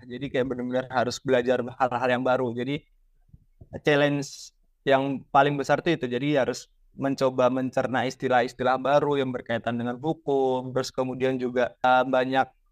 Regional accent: Surakarta, Central Java, Indonesia; moved away; saya asalnya dari Solo, jadi saya ikut uh, paguyuban dari Solo

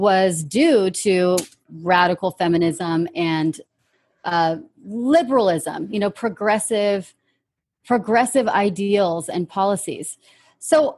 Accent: California, United States; born and raised in California, United States of America

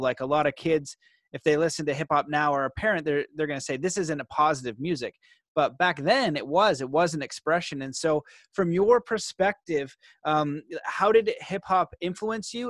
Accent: Canada; where I grew up in Canada is pretty soft.

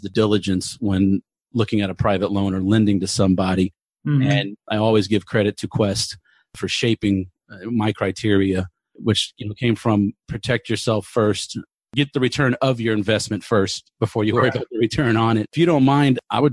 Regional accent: Houston, Texas, United States; my hometown, Houston

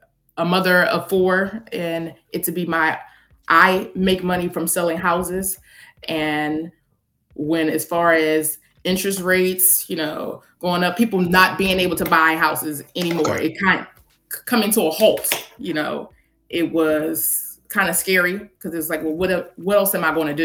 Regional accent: Philadelphia, Pennsylvania, United States; I'm from Philadelphia, so I got licensed in Delaware

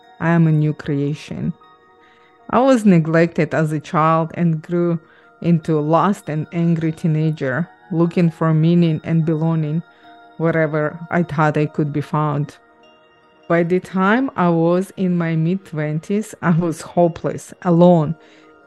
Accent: Ukraine; also born or lived in Israel; now in Canada; I grew up in Ukraine, moved to Israel, then immigrated to Canada

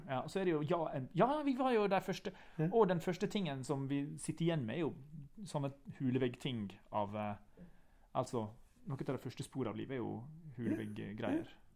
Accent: Ulsteinvik, Møre og Romsdal, Norway; Jeg er fra Ulsteinvik

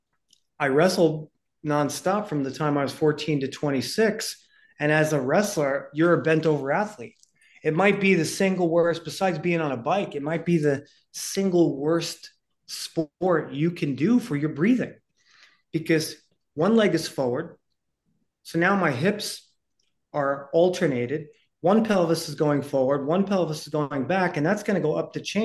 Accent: New York City, New York, United States; I was born in 1969 in the Bronx to a poor single mom

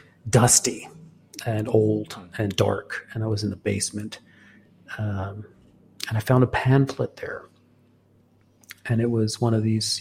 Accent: Hong Kong; also born or lived in Singapore; because I was born in Singapore and I was raised in Hong Kong. So the first 18 years of my life I spent in Asia.

